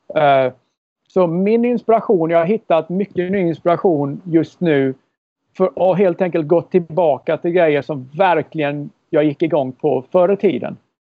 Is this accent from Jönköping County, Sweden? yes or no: no; Karlskrona, Blekinge, Sweden; moved away as an adult; also born or lived in Minneapolis / Nashville; när jag växte upp i Karlskrona.